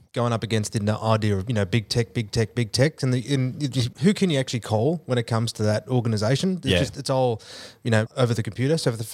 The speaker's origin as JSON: {"language": "English", "region": "Scotland", "country": "United Kingdom", "moved": "yes", "lives_now": "Australia", "said": "I'm Scottish, baby."}